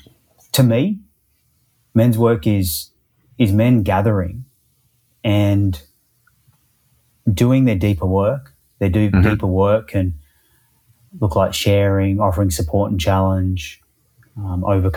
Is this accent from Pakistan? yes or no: no; Perth, Western Australia, Australia; now in Melbourne, Australia; actually grew up in Perth on the west coast